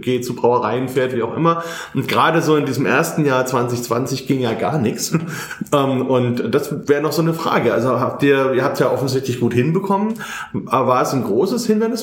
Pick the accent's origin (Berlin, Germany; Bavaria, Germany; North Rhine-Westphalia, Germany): Bavaria, Germany; Bamberg; bei uns in Bamberg